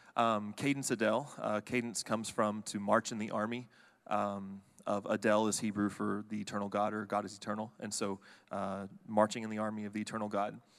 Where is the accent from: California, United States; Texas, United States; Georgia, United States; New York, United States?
Texas, United States; Fort Worth; now in College Station, United States; me and my wife both grew up in the Dallas-Fort Worth area. We grew up on the Fort Worth side